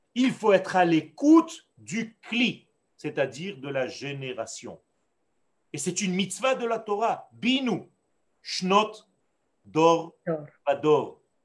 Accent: Israel; first language Hebrew; French is a second language; moi qui suis né en Israël, dont le langage était l'hébreu dans ma nature j'ai appris le français, sur le tard

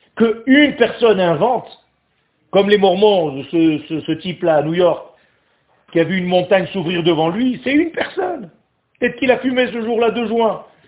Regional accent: Israel; French is a second language; moved away; le français n'est pas ma langue natale, parce que moi je suis né en Israël, moi. Moi j'ai appris à parler français juste à 15 ans

